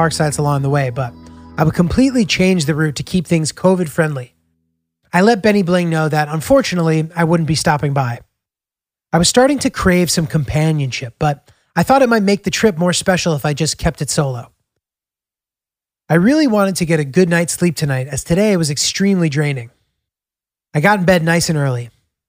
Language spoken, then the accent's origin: English; New York, United States; also born or lived in Brooklyn, New York; I'm from New York. Like, I used to find similar critters in my apartment in Brooklyn all the time.